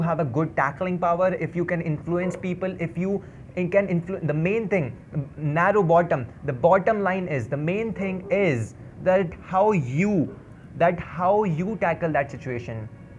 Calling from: Dehradun, Uttarakhand, India; I'm speaking from Dehradun, a city of love, a city of joy, a city of happiness.

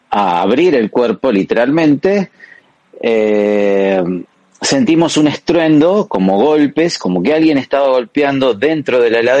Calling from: Argentina; Sinvergüenzas … eh, desde Argentina.

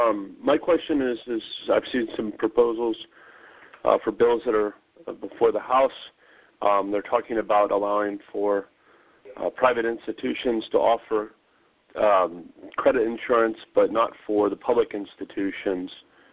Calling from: Virginia, United States; Yes, I'm calling from Virginia.

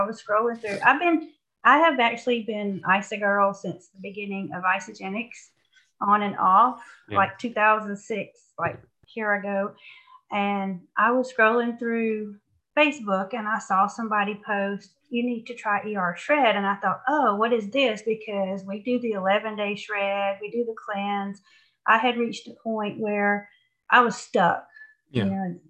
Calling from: Georgia, United States; I'm calling from Georgia.

